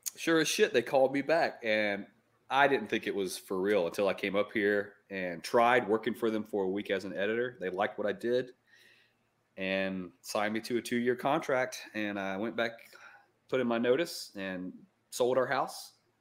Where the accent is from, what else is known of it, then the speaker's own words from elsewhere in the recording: upstate South Carolina, United States; also born or lived in Florida; now in Asheville, United States; I'm actually from upstate South Carolina